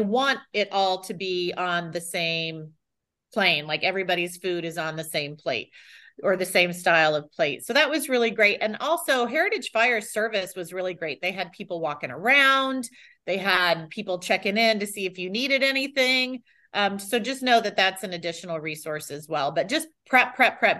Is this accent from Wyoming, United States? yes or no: no; Texas, United States; now in Tampa, United States; I hail from Texas. My family's from Texas